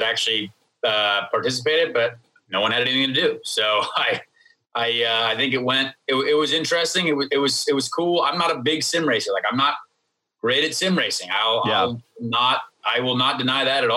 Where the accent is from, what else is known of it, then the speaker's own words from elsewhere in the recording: Indianapolis, Indiana, United States; I grew up in Indianapolis and my dad was Irish